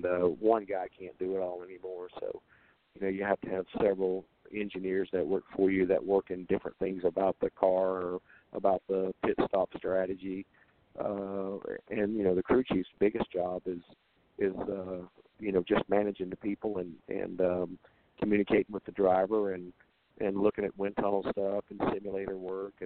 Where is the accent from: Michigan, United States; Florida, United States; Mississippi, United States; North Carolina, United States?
Florida, United States; Daytona Beach; it was my hometown, and I grew up, you know, not even 6 miles from that place. And I was born at Halifax Hospital